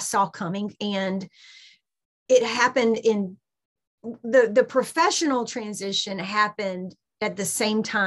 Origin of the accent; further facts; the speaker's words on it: Southeast Georgia, United States; I am spent most of my life, as you can probably hear in my accent, in Southeast Georgia